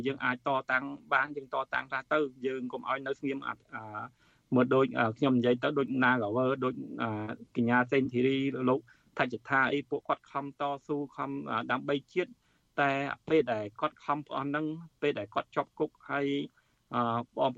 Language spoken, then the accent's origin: Khmer; Cambodia; born or raised there; now in Japan